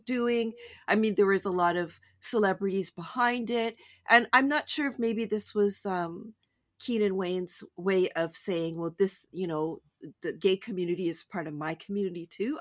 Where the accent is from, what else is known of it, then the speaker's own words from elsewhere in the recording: Canada; I'm so Canadian